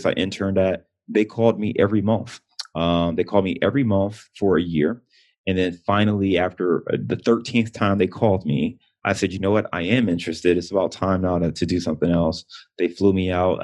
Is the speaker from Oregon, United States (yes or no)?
no; Cleveland, Ohio, United States; moved away as an adult; also born or lived in Detroit / Chicago; now in Cincinnati, United States; Cleveland is, I'm born and raised in Cleveland. I live in Cincinnati, but Cleveland is where my heart is.